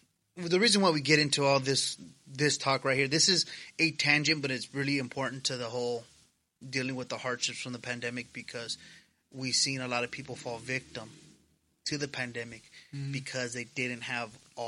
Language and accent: English; United States; as an American, because again, yes, I am a Latino male, but I am an American.